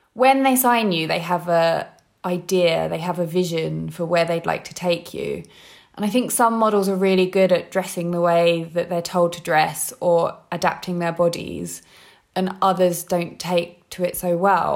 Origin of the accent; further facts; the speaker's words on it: London, United Kingdom; I'm from London